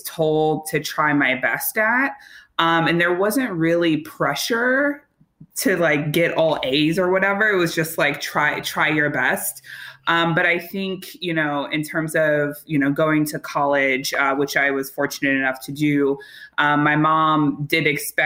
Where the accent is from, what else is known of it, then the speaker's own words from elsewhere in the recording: Chicago, Illinois, United States; I'm from Chicago, the South Side, Hyde Park